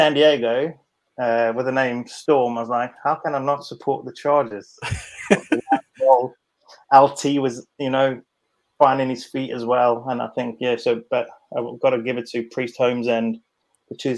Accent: South Africa; being a South African

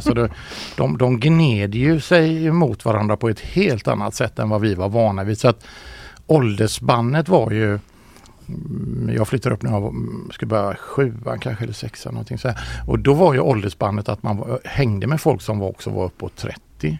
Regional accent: Ucklum, Västra Götaland, Sweden; moved away; also born or lived in Biskopsgården, Gothenburg; Mamma bor ju fortfarande i Ucklum. Vi, jag växte upp i Komperö

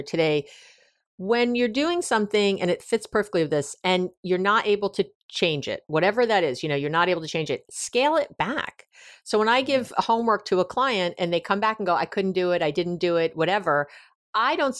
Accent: New York, United States; I'm a Jew from New York

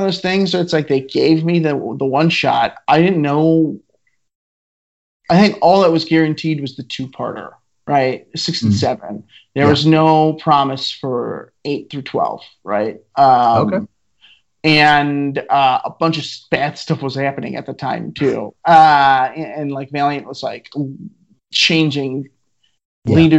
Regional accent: Midwest, United States; I am from the Midwest

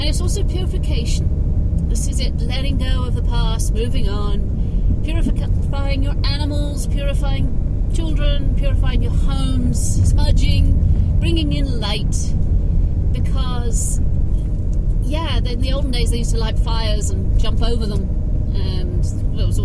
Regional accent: England, United Kingdom; I am English, and I love being English, and I love my land

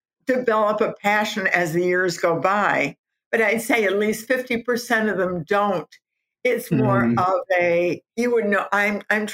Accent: Southfield, Michigan, United States; I was a housewife from Southfield, Michigan.

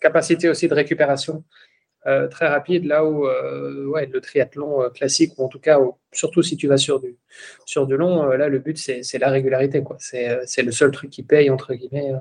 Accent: Belgium; moi je suis belge

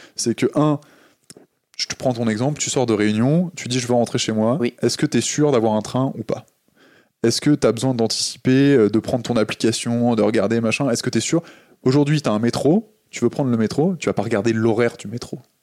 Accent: Le Havre, Normandy, France; Je suis né au Havre

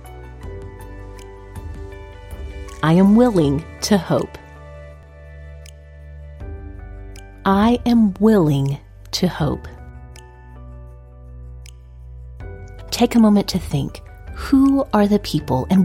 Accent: Oklahoma, United States; Growing up in Oklahoma

